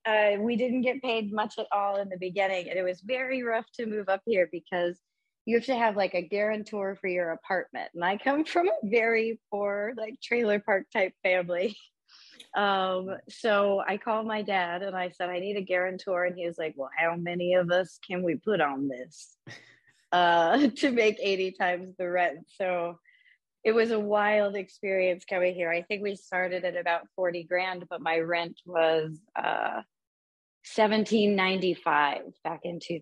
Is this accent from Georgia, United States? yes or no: no; Austin, Texas, United States; now in New York City, United States; Yeah, I'm originally from, I grew up around Austin, Texas, but I was born in oil country up in North Texas, but always a very small town. I went to college in Austin and decided to move to New York City.